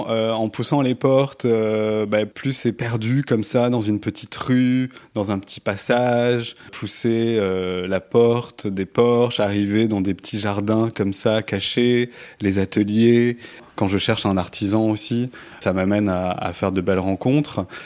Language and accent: French; Toulouse, Occitania, France; now in Paris, France; cette ville parce que je suis pas parisien peut-être